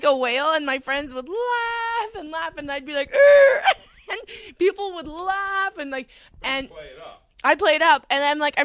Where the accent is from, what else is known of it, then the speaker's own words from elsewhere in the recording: Edmonton, Alberta, Canada; I grew up in Edmonton